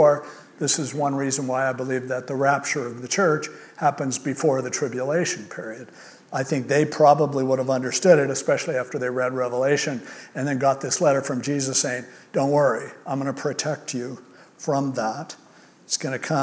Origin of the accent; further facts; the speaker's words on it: United States; as an American